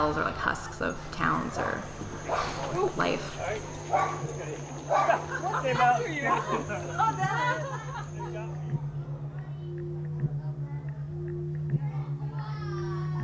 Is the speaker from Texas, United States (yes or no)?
no; Las Vegas, Nevada, United States; moved away as an adult; now in Oakland, United States; I'm from Vegas, and I feel like this is the longest I've lived outside of Vegas.